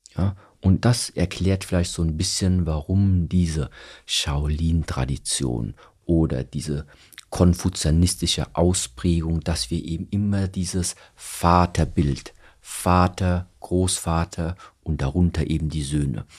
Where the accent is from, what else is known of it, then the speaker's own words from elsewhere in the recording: Germany; ich bin hier in Deutschland aufgewachsen.